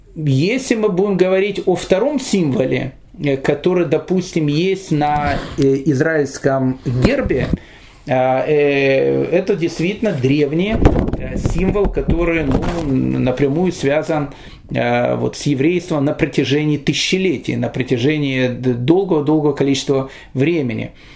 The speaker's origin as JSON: {"language": "Russian", "region": "Kyiv", "country": "Ukraine", "tie": "born or raised there", "said": "я рос в Киеве"}